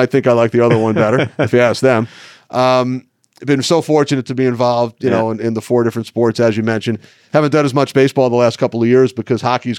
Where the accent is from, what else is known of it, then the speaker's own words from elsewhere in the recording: New York, United States; growing up in New York.